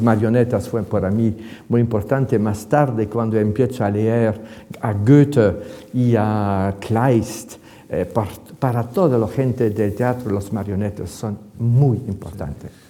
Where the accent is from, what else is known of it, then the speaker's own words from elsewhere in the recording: Ghent, Flanders, Belgium; Spanish is a second language; now in Madrid, Spain; Comencé mi infancia en Gante